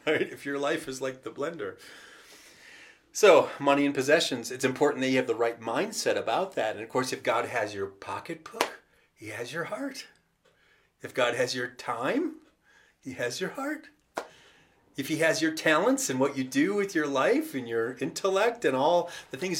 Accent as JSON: {"language": "English", "country": "United States", "said": "us as the American church"}